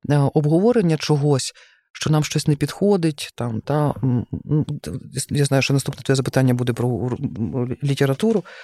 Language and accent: Ukrainian; Lviv, Lviv Oblast, Ukraine; зі Львова, я знаю українську мову, я вчу українську мову щоденно, тому що це величезне джерело.